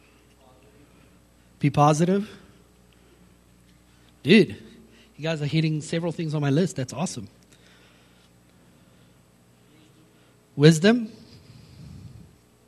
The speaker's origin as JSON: {"language": "English", "country": "South Africa", "tie": "born or raised there", "said": "growing up in South Africa, my dad was a rugby player in South Africa"}